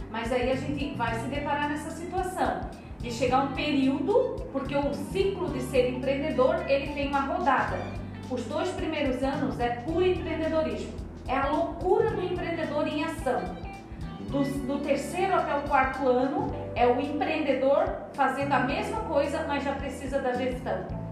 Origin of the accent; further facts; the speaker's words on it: interior of Santa Catarina, Brazil; also born or lived in Palhoça, Santa Catarina / Minas Gerais; Eu vim do interior de Santa Catarina